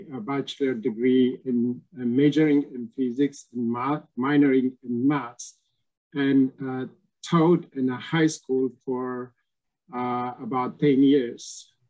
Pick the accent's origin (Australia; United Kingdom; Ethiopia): Ethiopia; moved away as an adult; now in United States; I'm also originally from Ethiopia. I moved to United States about 25 years ago now. And I moved because of same reason, political situation back home.